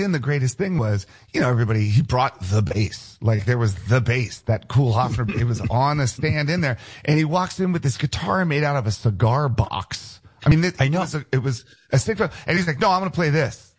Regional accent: United States; moved away; also born or lived in Los Angeles; I grew up outside of Washington D.C., and so my house is maybe about eight miles from the Pentagon

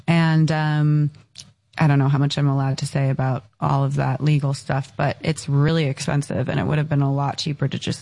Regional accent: Encinitas, California, United States; I grew up in Encinitas in San Diego

